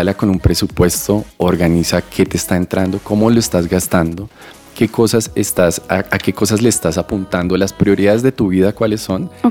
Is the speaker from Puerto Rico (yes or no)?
no; Bogotá, Colombia; yo crecí en Usme, en un barrio llamado La Aurora